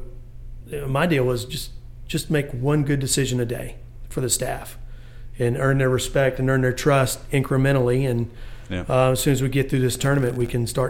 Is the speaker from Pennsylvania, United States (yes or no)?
no; Bamberg, South Carolina, United States; also born or lived in Augusta, Georgia; I was born in Augusta, raised in Bamberg, South Carolina